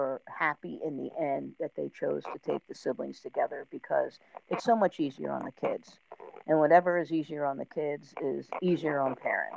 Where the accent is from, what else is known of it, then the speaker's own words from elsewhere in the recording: New Jersey, United States; I grew up in South Jersey